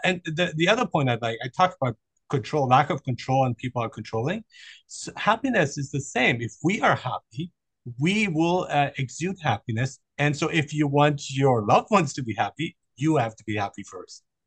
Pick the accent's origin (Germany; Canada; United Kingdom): Germany; I grew up in Germany